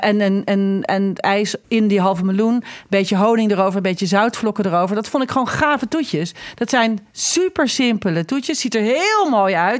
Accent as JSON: {"language": "Dutch", "country": "Netherlands", "said": "wij als Nederlanders"}